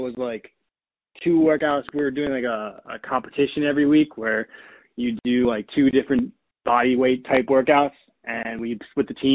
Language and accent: English; Monroe Township, New Jersey, United States; I'm from Monroe Township, New Jersey